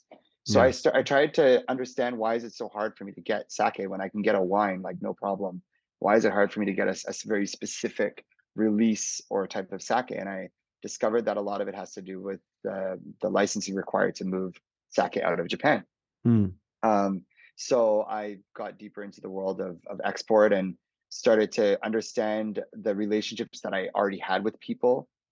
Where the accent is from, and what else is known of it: Calgary, Alberta, Canada; moved away as an adult; also born or lived in Hong Kong